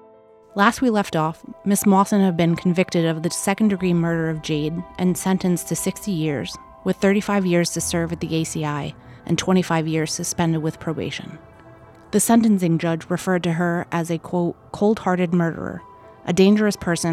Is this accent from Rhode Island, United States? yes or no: yes; Warwick, Rhode Island, United States; I was born and raised in Warwick and spent 6 years of my legal career as a criminal defense attorney in Rhode Island.